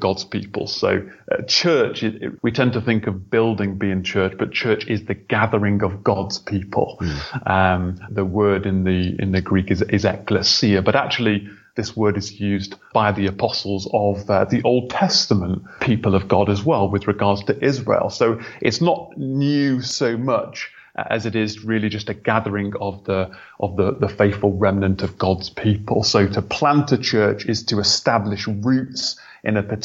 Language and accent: English; United Kingdom; also born or lived in Thailand; I moved to the UK when I was about 5 with my brother and sister, who are 1 year and 2 years older. And yeah, I grew up in the church.